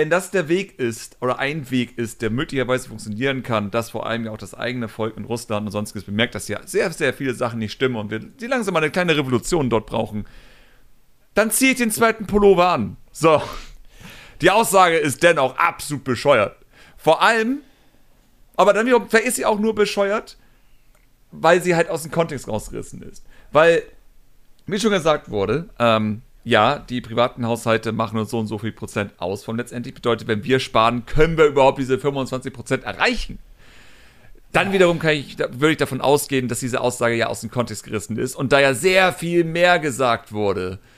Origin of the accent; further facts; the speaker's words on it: Hamburg, Germany; Also ich, ich behaupte einfach mal ganz, also als Hamburger, ne, das ist auch wieder so eine Sache, natürlich.